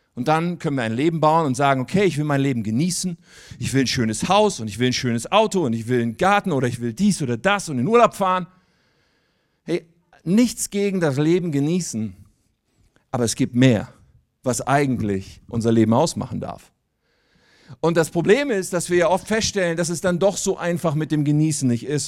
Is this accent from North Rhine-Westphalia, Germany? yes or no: yes; Wuppertal, North Rhine-Westphalia, Germany; now in near Hanover, Germany; Ich komme eigentlich aus Wuppertal